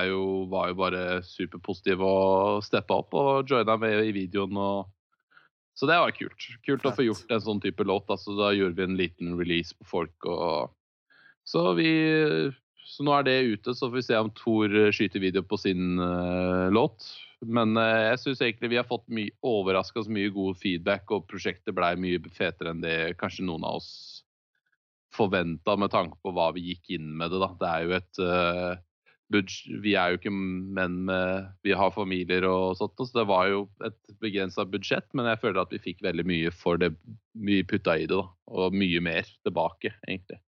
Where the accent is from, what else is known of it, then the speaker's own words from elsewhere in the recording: Skien, Telemark, Norway; den hylleste hjembyen min, eh, som jeg bor i Skien.